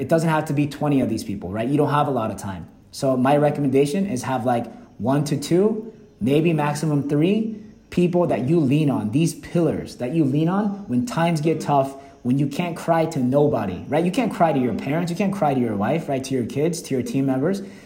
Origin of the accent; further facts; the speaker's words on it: Atlanta, Georgia, United States; English is a second language; moved away as an adult; also born or lived in Seoul, South Korea; now in Vietnam; growing up in Atlanta, Georgia